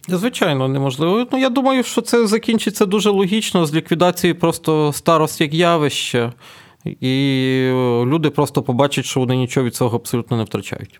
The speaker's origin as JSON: {"language": "Ukrainian", "region": "Ternopil Oblast", "country": "Ukraine", "tie": "born or raised there", "moved": "yes", "said": "на моїй рідній Тернопільщині"}